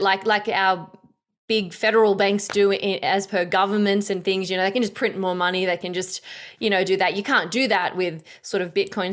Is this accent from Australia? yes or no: yes; Australia; I'm an Aussie chick, uh, like, you know, we're, we're pretty simple folk da-, down under.